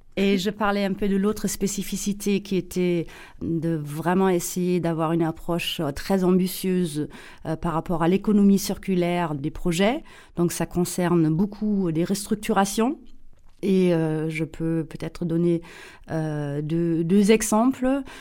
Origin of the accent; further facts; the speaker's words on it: Saarbrücken, Saarland, Germany; accent: German; French is a second language; moved away; also born or lived in Paris, France; je suis allemande, mais allemande euh, née près de la frontière franco-allemande, à Saarbrücken. Euh, la frontière avec la France était à 800 mètres euh, de notre maison familiale